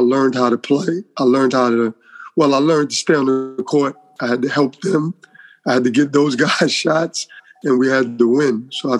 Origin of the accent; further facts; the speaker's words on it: New York, United States; Yes, I'll tell everyone, you know, New York made me just that competitive environment every day.